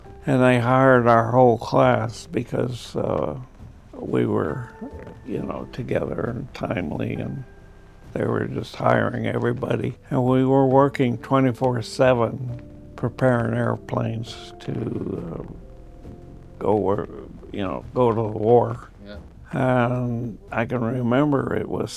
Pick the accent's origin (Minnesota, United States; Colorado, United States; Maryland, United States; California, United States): California, United States; Newcastle; also born or lived in Oakland, California; I immediately came to a farm 3 miles south of Newcastle, and that's where I was raised.